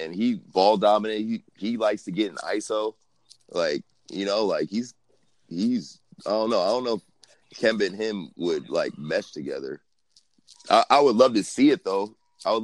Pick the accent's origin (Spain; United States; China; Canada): United States; Seattle, Washington; Yeah, I'm from Seattle.